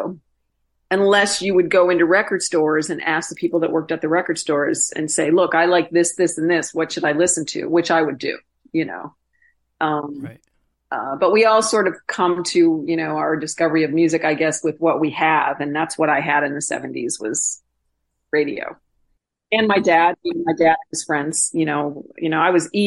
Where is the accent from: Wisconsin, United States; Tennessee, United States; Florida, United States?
Wisconsin, United States; moved away as an adult; I grew up on Lake Michigan, and then the interior lakes in northern Wisconsin. And I've been gone from there for 28 years